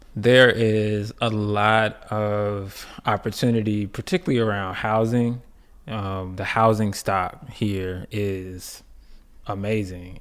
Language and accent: English; Clarksdale, Mississippi, United States; also born or lived in Chicago, Illinois; from Clarksdale, Mississippi. Um, originally born in Chicago with roots